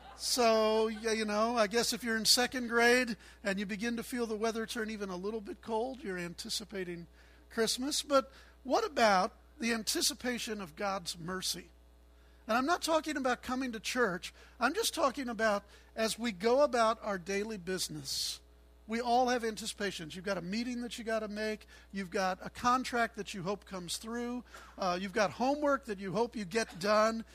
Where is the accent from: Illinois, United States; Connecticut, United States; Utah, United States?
Illinois, United States; Chicago; I'm a Chicagoan, so I like cold weather